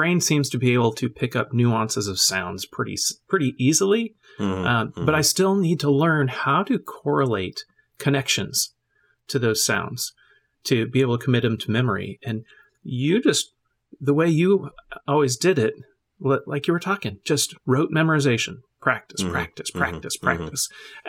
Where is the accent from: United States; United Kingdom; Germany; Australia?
Germany; And I grew up in a military family. So I grew up in Germany, in a different culture, listening to another language, being immersed in English and in German.